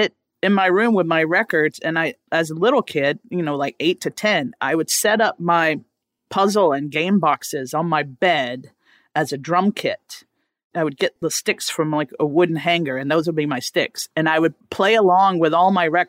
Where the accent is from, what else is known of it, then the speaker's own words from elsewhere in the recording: rural Louisiana, United States; I grew up in Louisiana, rural Louisiana, not New Orleans or anything like that.